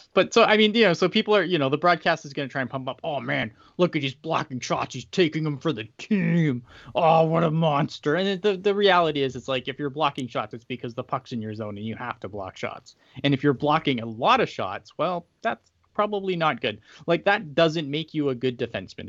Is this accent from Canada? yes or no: yes; Canada; I'm Canadian.